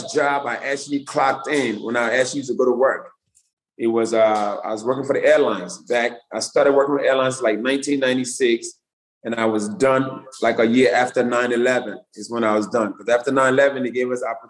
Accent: Philadelphia, Pennsylvania, United States; moved away; also born or lived in Delaware; I grew up in Southwest Philly

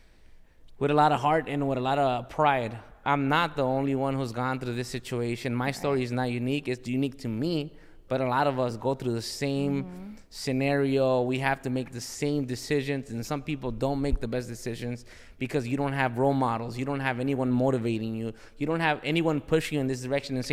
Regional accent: Los Angeles, California, United States; I'm from South Central

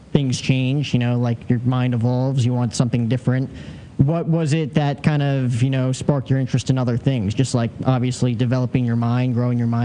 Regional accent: New Jersey, United States; growing up in New okay. Jersey

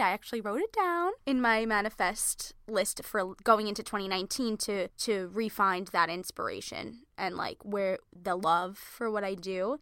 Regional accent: Merrick, New York, United States; we're originally from Merrick, Long Island.

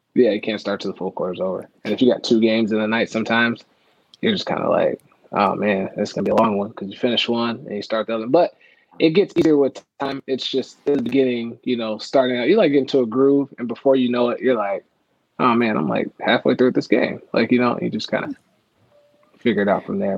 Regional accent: Las Vegas, Nevada, United States; also born or lived in Oklahoma / Reno, Nevada; now in Orlando, United States; I'm originally from Oklahoma. Uh, so I was like born small town Oklahoma. My parents moved to Nevada, so I like grew up. Uh, I was in Las Vegas.

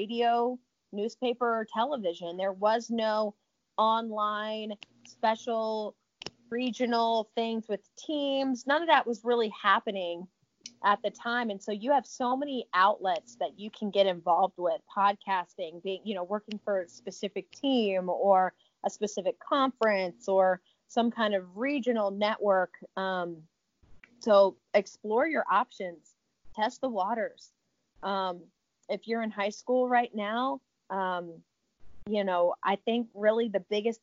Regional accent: Richmond, Virginia, United States; moved away as an adult; also born or lived in Tallahassee, Florida / Abilene, Texas; now in Arkansas, United States; I'm from Richmond, Virginia

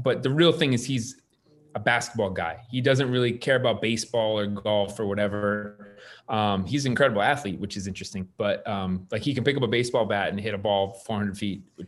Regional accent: Connecticut, United States; moved away as an adult; now in Los Angeles, United States; I grew up in Connecticut, actually. So that I immigrated to LA.

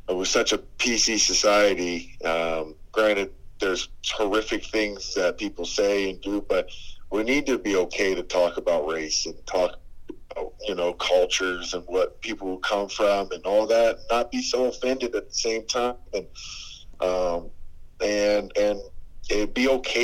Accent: Vancouver, British Columbia, Canada; now in United States; I grew up in Vancouver

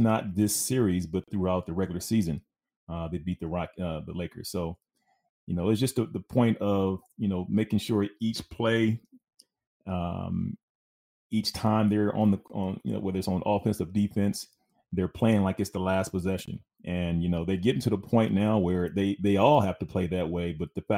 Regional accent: Glenwood, California, United States; As much as, again, I'm from L.A., man. I'm born and raised in Glenwood, California.

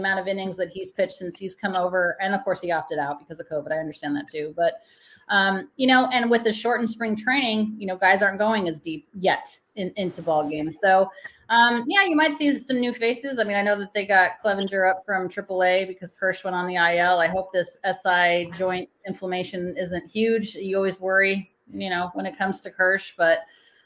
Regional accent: Colorado, United States; moved away as an adult; also born or lived in Los Angeles, United States; I'm from Colorado. I was born and raised in Colorado

